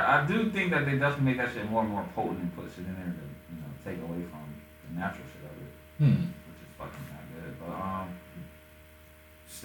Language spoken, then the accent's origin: English; Erie, Pennsylvania, United States; moved away; my hometown, in Erie, Erie, Pennsylvania